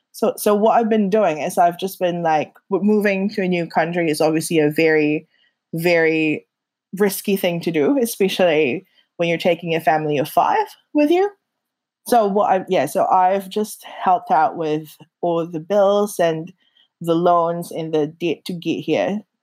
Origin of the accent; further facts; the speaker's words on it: Philippines; now in New Zealand; when people ask me where I'm from, I grew up in the Philippines, but I really feel like New Zealand is home because it's where I grew up in that sense, where I grew into myself.